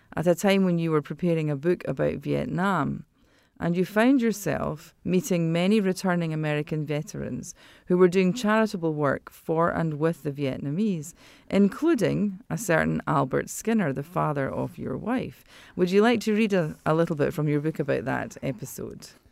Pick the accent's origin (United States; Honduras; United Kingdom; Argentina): United Kingdom; moved away; my home country